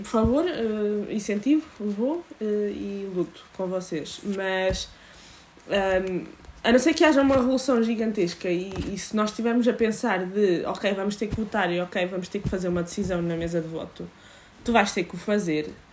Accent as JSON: {"language": "Portuguese", "country": "Portugal", "said": "enquanto portuguesa"}